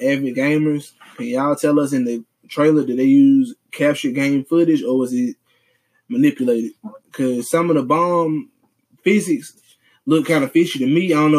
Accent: Mississippi, United States; I'm from Mississippi.

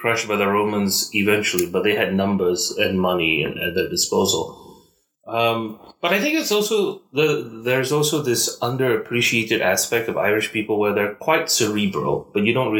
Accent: Malaysia; accent: Malaysian; It goes from the sort of usual sort of mixed up accent I usually have as a Malaysian.

